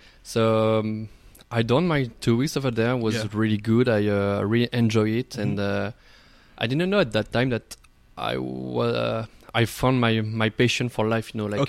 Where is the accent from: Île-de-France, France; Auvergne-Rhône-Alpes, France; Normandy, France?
Auvergne-Rhône-Alpes, France; Vichy; English is a second language; moved away as an adult; now in Montreal, Canada; I'm from a small town in the middle of France named Vichy.